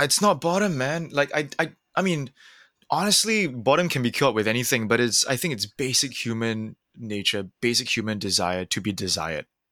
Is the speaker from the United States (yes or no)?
no; Singapore; growing up in Singapore in the nineties